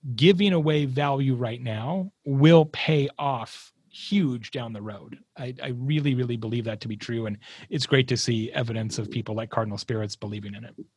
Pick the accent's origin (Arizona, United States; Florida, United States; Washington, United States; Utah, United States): Arizona, United States; also born or lived in Tucson, Arizona; I grew up in the Southwest. I'm from Arizona went to school in Tucson